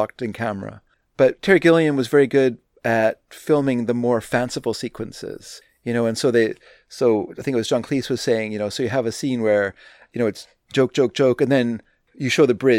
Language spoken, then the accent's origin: English; Burnaby, British Columbia, Canada; as a obsessed teen or obsessed preteen, actually, I used to go to the library in Burnaby